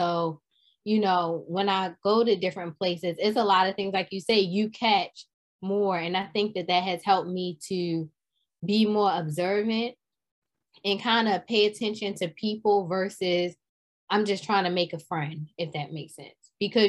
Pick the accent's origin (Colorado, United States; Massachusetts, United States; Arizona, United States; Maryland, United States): Maryland, United States; Baltimore; also born or lived in New York; growing up in Baltimore and New York, specifically Baltimore